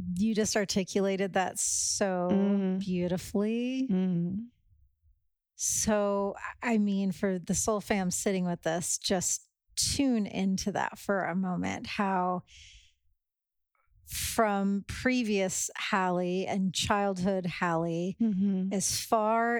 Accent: Indiana, United States; also born or lived in New York City; now in Texas, United States; I come from Indiana

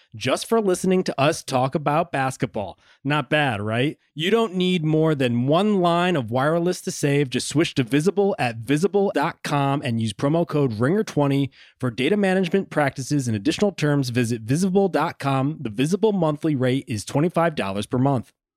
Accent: United States; I'm saying we as an American here.

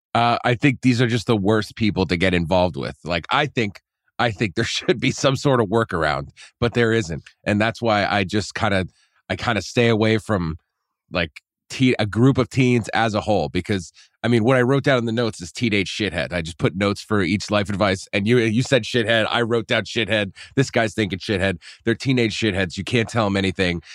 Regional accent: Poughkeepsie, New York, United States; moved away; your college town is my hometown

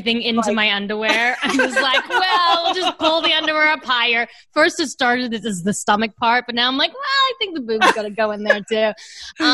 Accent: Australia; moved away; I was from Australia

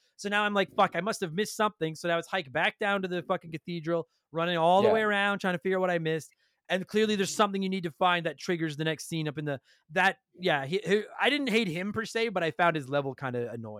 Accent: Canada

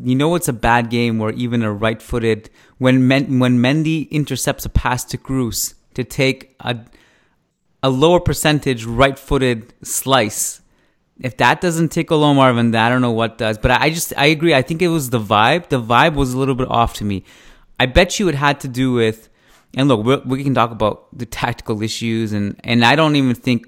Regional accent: Canada; as a Canadian

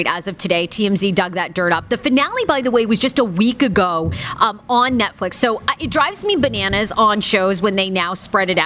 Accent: Maine, United States; my home state

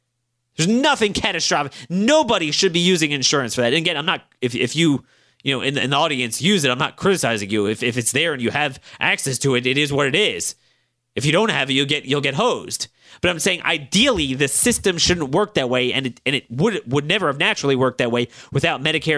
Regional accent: Baltimore, Maryland, United States; this is your sixth sense you pick up growing up in Baltimore.

